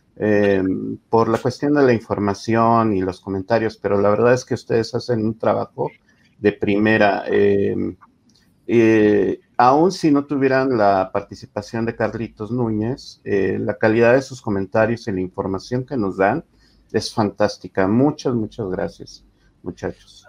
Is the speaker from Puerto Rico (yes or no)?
no; Mexico; como mexicano poco cosmopolita